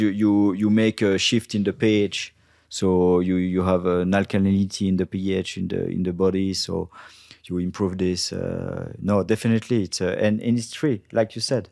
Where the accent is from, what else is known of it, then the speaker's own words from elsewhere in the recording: Brittany, France; English is a second language; I'm from Bretagne